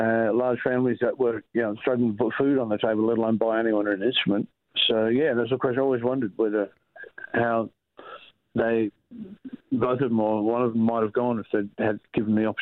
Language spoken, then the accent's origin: English; Alice Springs, Northern Territory, Australia; my hometown of Alice Springs